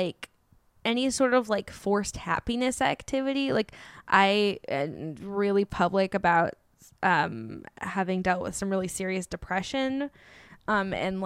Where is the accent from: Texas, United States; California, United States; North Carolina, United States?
California, United States; Bay Area; moved away as an adult; also born or lived in New York; now in Los Angeles, United States; I grew up in the Bay Area.